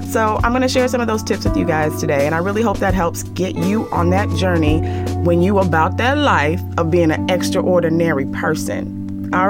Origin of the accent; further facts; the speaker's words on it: Nigeria; I'm Nigerian and my parents are, I want you to be a doctor.